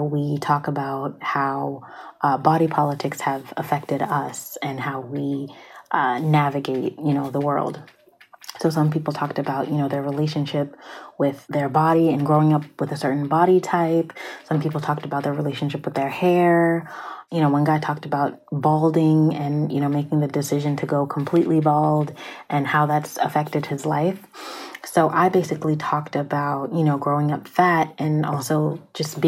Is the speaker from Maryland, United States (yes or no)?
yes; Prince George's County, Maryland, United States; I'm from Pretty Girl County, okay? For those of you who don't know, PG County, Prince George's County, like, is in Maryland